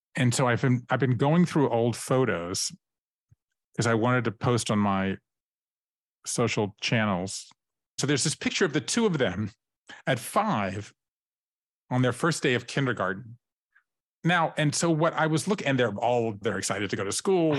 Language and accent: English; Savannah, Georgia, United States; moved away as an adult; also born or lived in Tybee Island, Georgia; I grew up in Savannah, Georgia